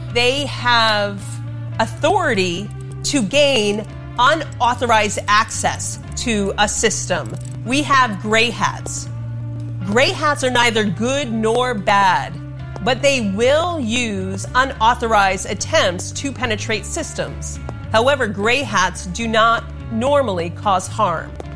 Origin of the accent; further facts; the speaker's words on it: Burbank, California, United States; my hometown in Burbank